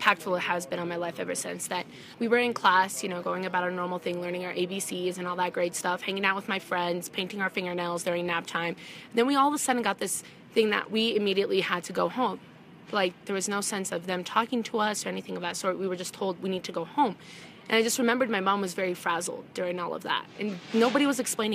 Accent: Wiggins, Colorado, United States; also born or lived in Jerusalem, Palestine; I grew up in a really small town in northeastern Colorado. It's in a town named Wiggins

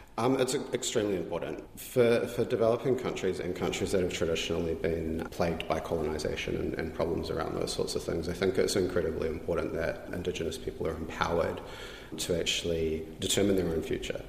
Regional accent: New Zealand; I'm tangata whenua, um, I'm Māori

